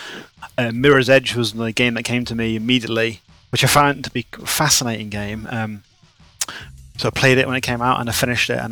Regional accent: Leamington Spa, West Midlands, United Kingdom; my hometown, Leamington

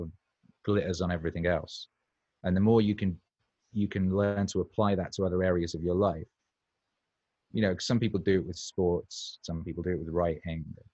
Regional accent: Wales, United Kingdom; I was growing up in Wales as well

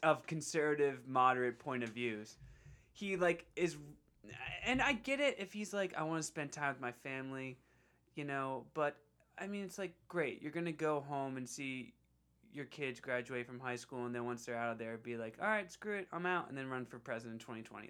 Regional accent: Bucks County, Pennsylvania, United States; my hometown P A district

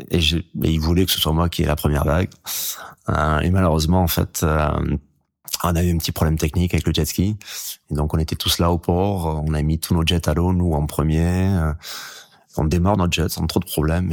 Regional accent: Hendaye, Nouvelle-Aquitaine, France; j'ai grandi en Daille

